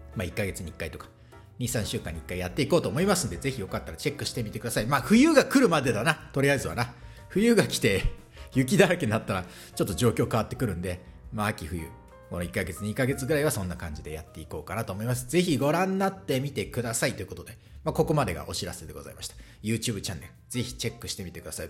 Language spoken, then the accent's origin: Japanese; Sendai, Miyagi, Japan; now in Pori, Finland; 私仙台の生まれなんですけどね